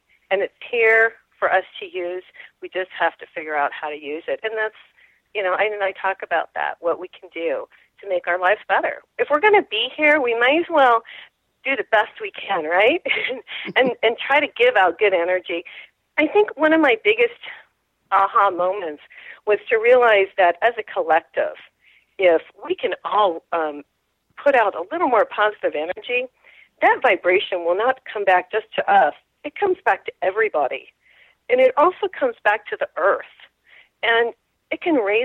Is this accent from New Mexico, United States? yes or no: yes; New Mexico, United States; I'm from New Mexico